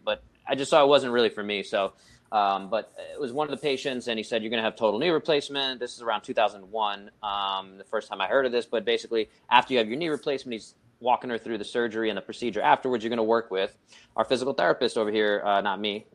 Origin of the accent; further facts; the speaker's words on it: New York City, New York, United States; I grew up in the Brooklyn, New York City.